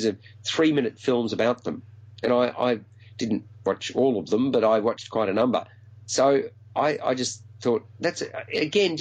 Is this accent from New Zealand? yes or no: no; Melbourne, Victoria, Australia; my hometown of Melbourne